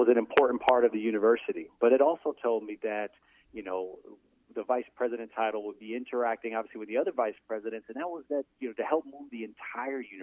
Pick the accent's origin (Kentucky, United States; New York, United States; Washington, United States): New York, United States; moved away as an adult; being a New Yorker